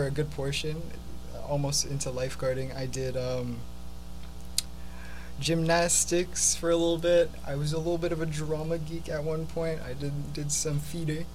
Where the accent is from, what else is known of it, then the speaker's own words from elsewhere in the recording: Brampton, Ontario, Canada; also born or lived in Mississauga; I was raised in Brampton for the most part